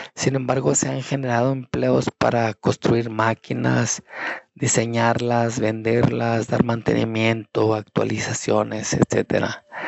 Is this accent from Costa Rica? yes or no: no; Mexico; now in United States; mi país, como en México